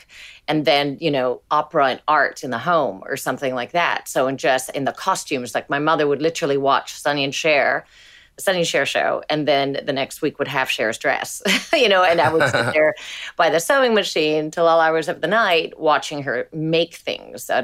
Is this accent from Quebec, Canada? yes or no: no; Hamilton, Ontario, Canada; also born or lived in Italy; we immigrated to Canada from Italy because there was no work in Italy when I was two. So I very much grew up in a kind of Italian bubble